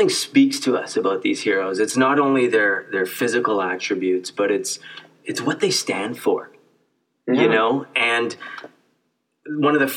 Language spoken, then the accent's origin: English; Canada; I grew up in Canada